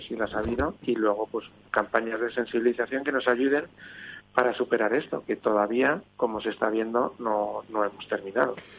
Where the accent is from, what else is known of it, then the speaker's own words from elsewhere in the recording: Spain; como españoles que somos